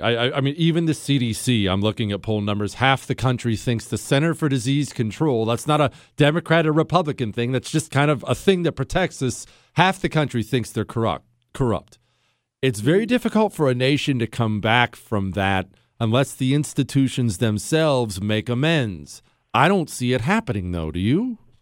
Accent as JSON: {"language": "English", "country": "United States", "said": "I'm an American"}